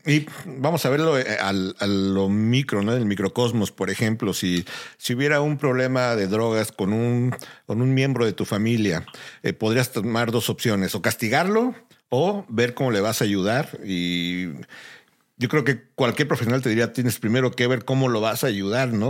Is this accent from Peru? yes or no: no; Mexico; now in United States; Uno como mexicano